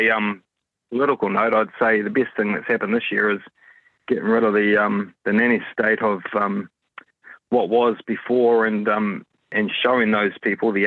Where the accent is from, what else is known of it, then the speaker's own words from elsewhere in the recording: Auckland, New Zealand; I am from West Auckland